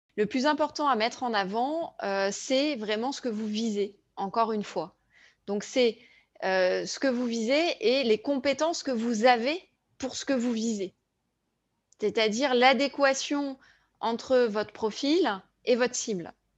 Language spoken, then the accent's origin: French; France; en tant que Français